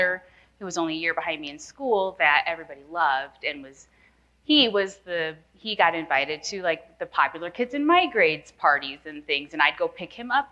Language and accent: English; Nappanee, Indiana, United States; moved away; I'm from Napanee, Indiana, born and raised in the cornfields